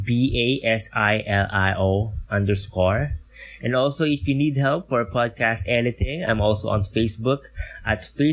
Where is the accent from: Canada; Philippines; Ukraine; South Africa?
Philippines; from the Philippines